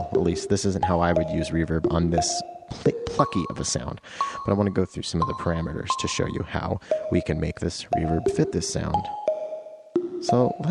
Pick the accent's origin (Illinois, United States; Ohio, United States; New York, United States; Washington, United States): Washington, United States; Eastern